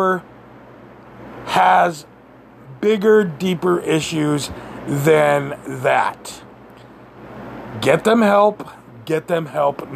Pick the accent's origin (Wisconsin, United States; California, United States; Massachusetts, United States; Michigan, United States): Massachusetts, United States; Western; I'm from Western Massachusetts